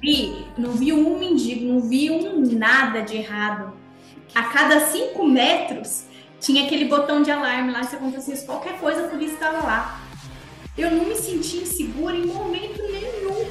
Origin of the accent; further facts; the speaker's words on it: Minas Gerais, Brazil; moved away; also born or lived in São Paulo; eu sou de Minas